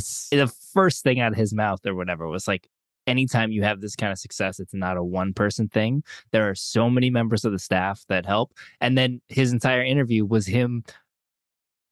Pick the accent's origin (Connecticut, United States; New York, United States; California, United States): Connecticut, United States; growing up in Connecticut